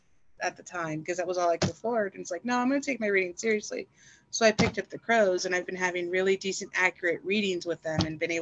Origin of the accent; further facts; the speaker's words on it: the South, United States; I was raised in the South by a former military father, and I was a trucker.